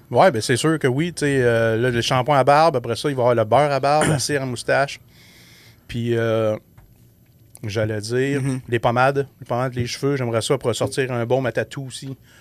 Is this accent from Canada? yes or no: yes; Abitibi-Témiscamingue, Quebec, Canada; on vient de la BTB